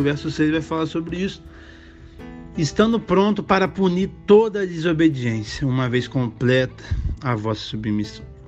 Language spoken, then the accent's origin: Portuguese; Rio de Janeiro, Brazil; moved away; eu sou natural do Rio